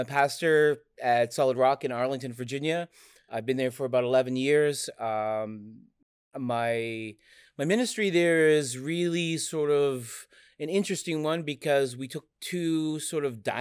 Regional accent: Canada; moved away as an adult; now in United States; I'm Canadian

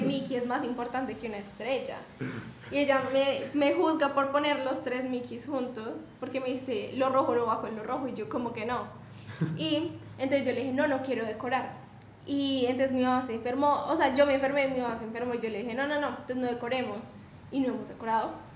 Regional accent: Bogotá, Colombia; yo soy de Bogotá, pero mi familia es del Chocó

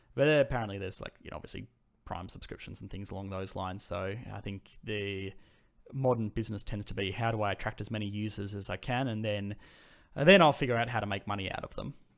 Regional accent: Sydney, New South Wales, Australia; I'm from Sydney

